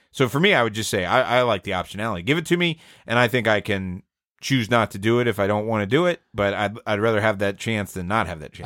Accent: Atlanta, Georgia, United States; I'm from Atlanta

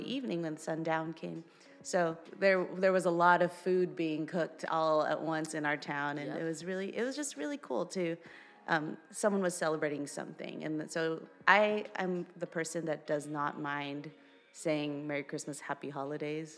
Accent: Philippines; moved away; in the Philippines, we're like it's all about family

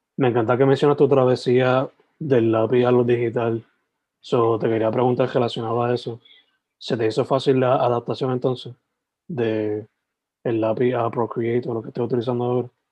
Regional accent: Sabana Grande, Puerto Rico; moved away as an adult; also born or lived in San Germán, Puerto Rico; now in Carolina, Puerto Rico; nacido en San Germán, criado en Sabana Grande. Me tuve que mudar para Carolina because I found a job

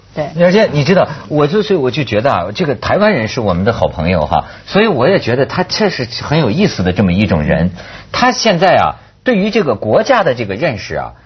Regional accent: China; 我是大陆人了

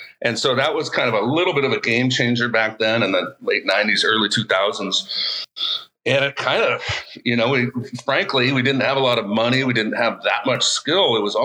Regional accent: Santa Rosa, California, United States; I'm from Sonoma County, Santa Rosa

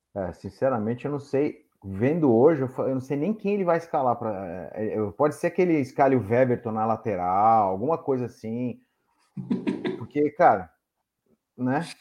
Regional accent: São Paulo, Brazil; now in Pará, Brazil; sou paulista, mas moro aqui no Pará

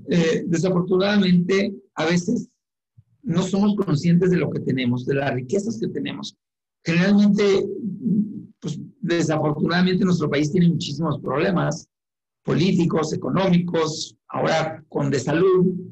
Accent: Chihuahua, Mexico; moved away as an adult; now in Ciudad Juárez, Mexico; nací en Chihuahua capital, pero tengo 22 años en Juárez

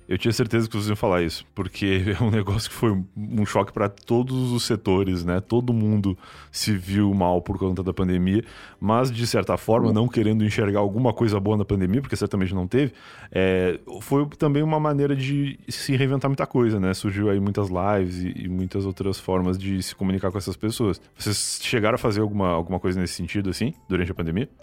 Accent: Rio Grande do Sul, Brazil; now in São Paulo, Brazil; cresci no Rio Grande do Sul, né? Eu sou gaúcho, cresci lá e sempre morei em casa

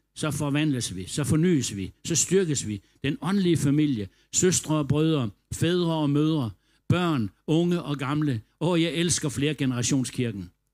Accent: Denmark; vi var fra Danmark

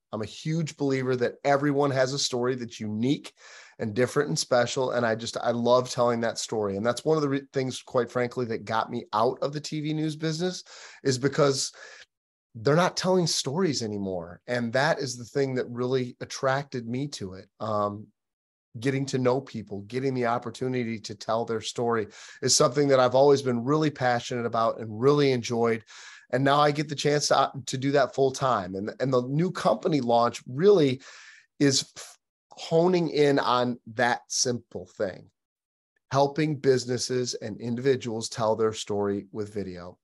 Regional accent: Michigan, United States; moved away as an adult; now in Nashville, United States; I'm actually from Michigan originally

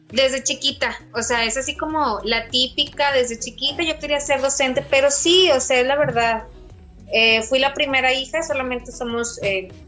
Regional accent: Saltillo, Coahuila, Mexico; also born or lived in Ramos Arizpe, Coahuila; Originaria de Saltillo, Coahuila. Nací en Ramos, pero pues toda mi vida he radicado aquí en Saltillo.

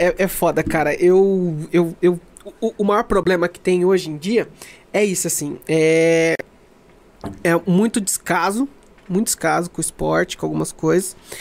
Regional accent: Brazil; nossa identidade como brasileiro

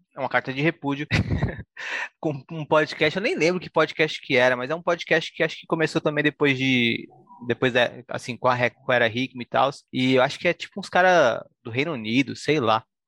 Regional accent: Brazil; eu sou brasileiro

